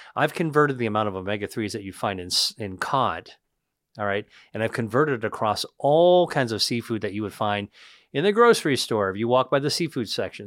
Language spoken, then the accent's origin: English; Pennsylvania, United States; I grew up in Pennsylvania, inland